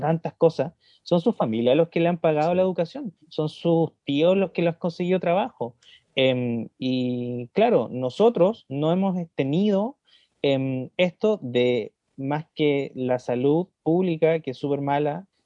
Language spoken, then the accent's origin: Spanish; Chile; first language Spanish; hablo español porque nací en Chile.